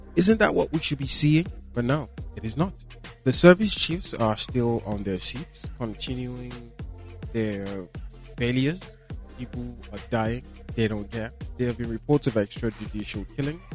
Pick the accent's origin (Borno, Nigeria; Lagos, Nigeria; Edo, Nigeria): Borno, Nigeria; I am from Borno State